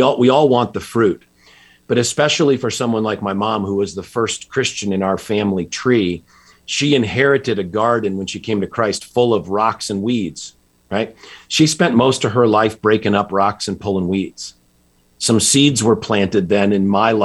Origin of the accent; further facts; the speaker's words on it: just outside Hartford, Connecticut, United States; I grew up in Connecticut, just outside Hartford